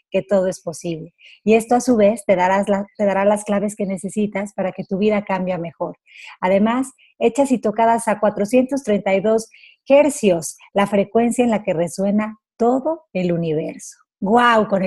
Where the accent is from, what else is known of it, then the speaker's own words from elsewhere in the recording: Barcelona, Catalonia, Spain; un músico, cantante, compositor, natural de Barcelona